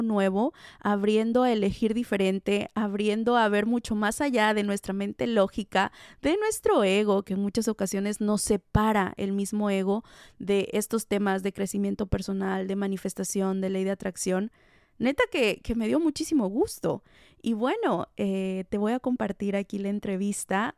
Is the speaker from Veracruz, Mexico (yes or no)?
yes; Tlalixcoyan, Veracruz, Mexico; de mi hermoso Tlalixcoyan, Veracruz, México, mi pueblo natal.